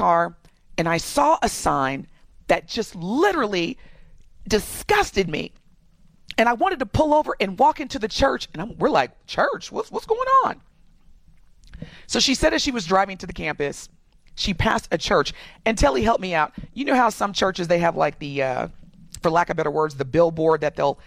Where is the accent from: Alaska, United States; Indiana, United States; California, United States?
Indiana, United States; moved away; Indiana, my home state, as a black person, especially growing up, when I grew up in Indiana